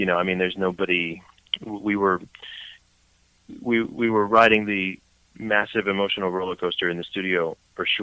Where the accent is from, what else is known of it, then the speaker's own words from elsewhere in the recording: Brooklyn, New York, United States; moved away as an adult; now in North Jersey, United States; as a kid growing up in Brooklyn, you could picture a little Jewish kid with curly wavy hair from Brooklyn with glasses.